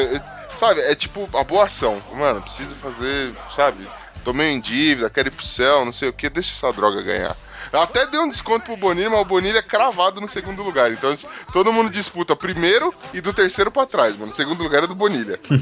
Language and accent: Portuguese; São Paulo, Brazil; Eu sou da ZL de São Paulo